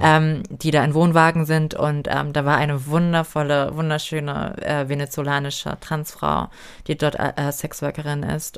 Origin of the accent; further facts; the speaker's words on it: Germany; ich bin hier geboren, ich bin dankbar dafür, ich bin, ich bin Deutsche